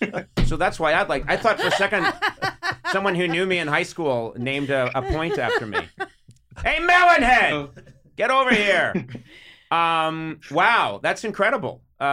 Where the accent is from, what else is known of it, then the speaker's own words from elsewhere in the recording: Ireland; And that may come from being so Irish. I do think it is something that we do.